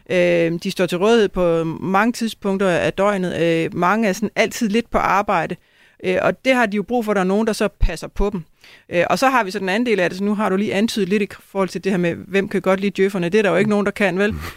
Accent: Næstved, Zealand, Denmark; så jeg skal tilbage og arbejde lidt i Næstved Kommune, hvor jeg kommer fra.

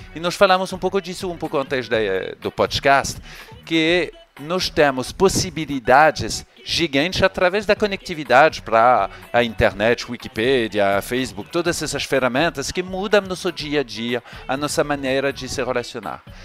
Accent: France; accent: French; Portuguese is a second language; moved away as an adult; now in Rio de Janeiro, Brazil; eu sou francês, vocês vão perceber com o meu sotaque, mas eu me mudei para cá há um pouco mais de quatro anos.

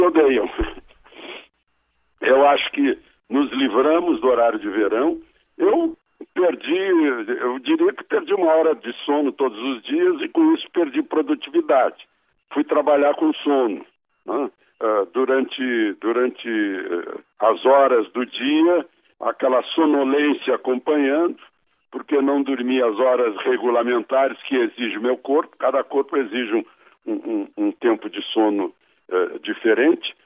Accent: Brazil

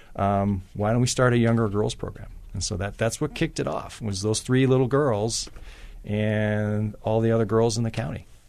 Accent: Maine, United States; moved away; growing up in Maine

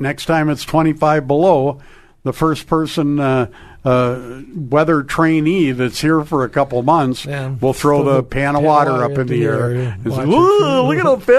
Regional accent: Crookston, Minnesota, United States; now in Hermantown, United States; My hometown, Crookston, where life, it was really like a scene out of Utopia growing up.

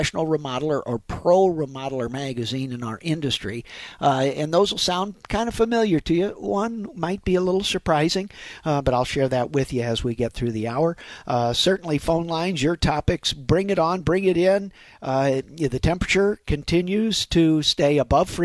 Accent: St. Louis, Missouri, United States; born and raised in St. Louis fella

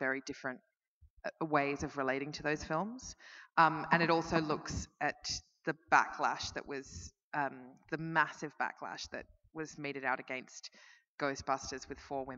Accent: Melbourne, Victoria, Australia; I'm from Melbourne and Dan Andrews is our premier

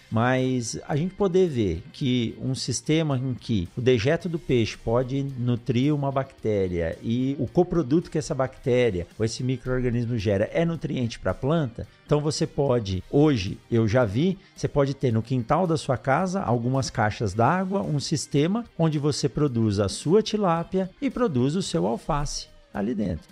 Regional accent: São Paulo, Brazil; moved away; also born or lived in Botucatu; eu sou de São Paulo, assim como você, eu nasci na capital, depois fui morar em, em Botucatu

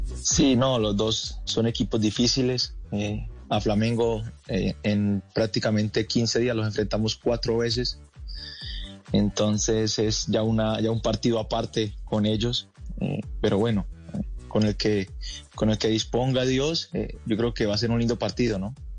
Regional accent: Los Llanos, Colombia; moved away as an adult; now in Brazil; muy, muy feliz de representar al llano

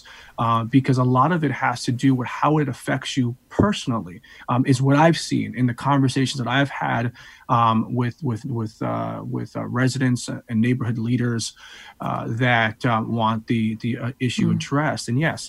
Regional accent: New London, Connecticut, United States; I'm a New London product, by the way, so born and raised in New London.

